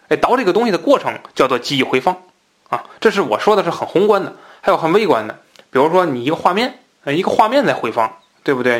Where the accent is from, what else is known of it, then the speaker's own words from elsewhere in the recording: Tianjin, China; accent: Tianjin dialect; 那我们天津话讲瞎鬼啊